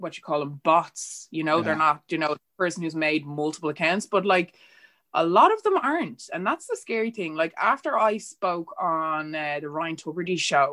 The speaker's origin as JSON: {"language": "English", "country": "Ireland", "tie": "born or raised there", "said": "I was born and raised here in Ireland, and this is the only culture that I know"}